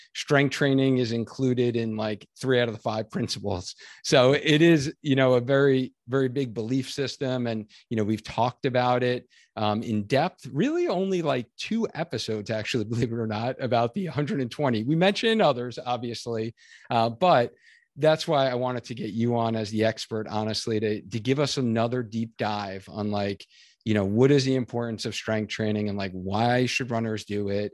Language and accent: English; Long Island, New York, United States; I grew up in Long Island.